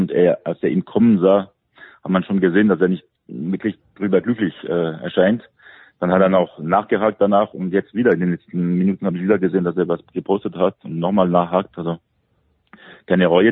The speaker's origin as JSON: {"language": "German", "country": "France"}